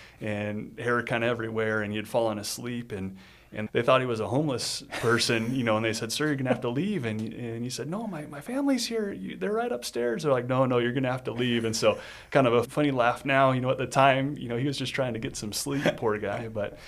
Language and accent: English; Northern Nevada, United States; also born or lived in Incline Village, Nevada / Reno, Nevada; born and raised here in Northern Nevada. I was born at St. Mary's Hospital in Reno